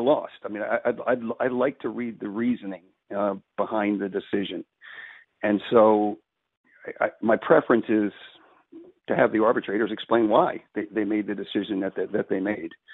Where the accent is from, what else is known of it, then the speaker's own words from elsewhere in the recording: Philadelphia, Pennsylvania, United States; I grew up here in Philly